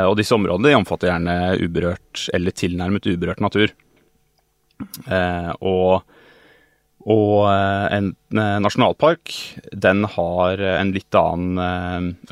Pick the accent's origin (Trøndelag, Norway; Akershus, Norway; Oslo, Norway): Oslo, Norway; Eh, jeg er jo fra Oslo